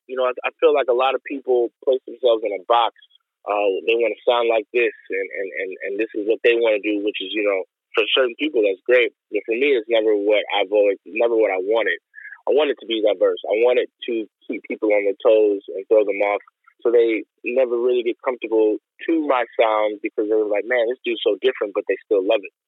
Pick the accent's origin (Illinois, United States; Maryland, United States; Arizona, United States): Illinois, United States; Chicago; we're from the west side of Chicago.